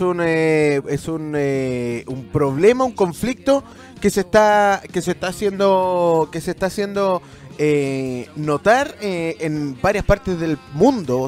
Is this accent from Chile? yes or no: yes; Chile; Yo me siento muy chileno